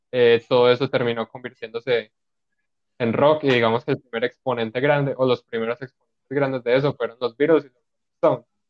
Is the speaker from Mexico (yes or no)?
no; Colombia; uno siendo colombiano